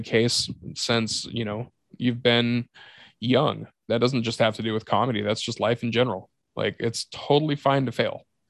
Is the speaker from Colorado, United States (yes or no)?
no; Yakima, Washington, United States; Yakima is my hometown. I know almost everybody in that town.